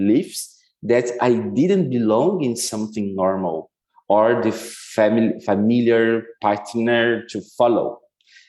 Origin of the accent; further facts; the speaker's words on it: Curitiba, Paraná, Brazil; moved away; I was born in Curitiba, a city in southern Brazil